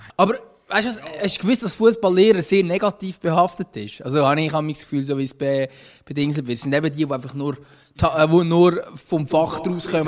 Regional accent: Switzerland; wir als Schweizer

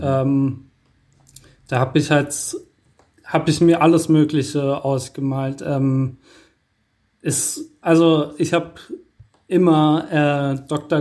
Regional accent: Wiesbaden, Hesse, Germany; also born or lived in Mainz / Rheingau; ich bin in Wiesbaden geboren und ähm, habe dann eine lange Zeit in Mainz gewohnt.

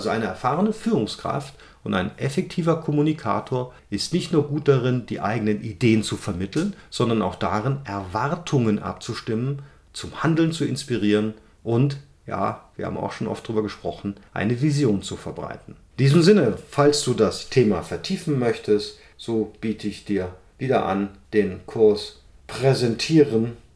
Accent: Cologne, North Rhine-Westphalia, Germany; ich komme aus Köln, wir sagen ja nicht Fisch, nicht Fleisch, komisch

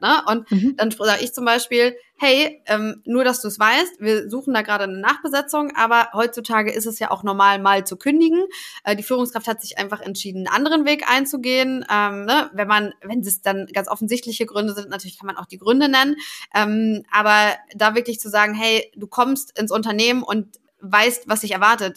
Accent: Paderborn, North Rhine-Westphalia, Germany; also born or lived in Cologne / Stuttgart; now in Hamburg, Germany; komme aber eigentlich gebürtig aus Ostwestfalen-Lippe, aus dem schönen Paderborn

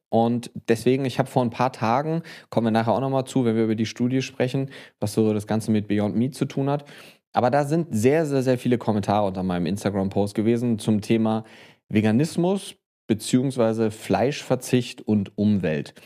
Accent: Bonn, North Rhine-Westphalia, Germany; Promotion hier tatsächlich in meiner Heimatstadt in Bonn

